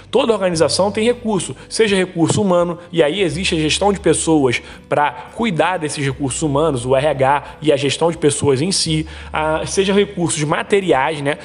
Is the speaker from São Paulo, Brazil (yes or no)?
no; Rio de Janeiro, Brazil; eu sou aqui do estado do Rio de Janeiro